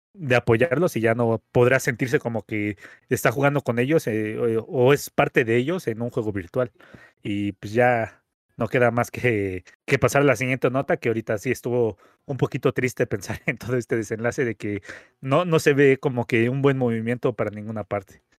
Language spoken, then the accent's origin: Spanish; Mexico; como mexicanos